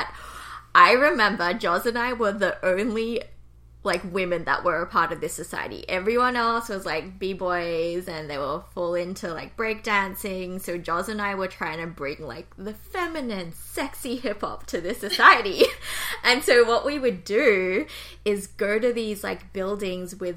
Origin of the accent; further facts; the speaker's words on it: Australia; now in Toronto, Canada; I am a Korean-Australian. I currently live in Toronto.